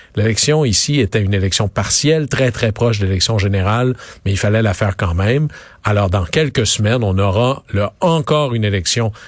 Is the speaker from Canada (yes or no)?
yes; Quebec, Canada; dans mon coin de pays, au Saguenay-Lac-Saint-Jean